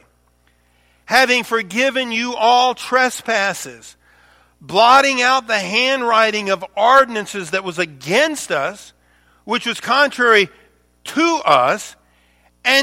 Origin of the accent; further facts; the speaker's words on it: the South, United States; I'm from the South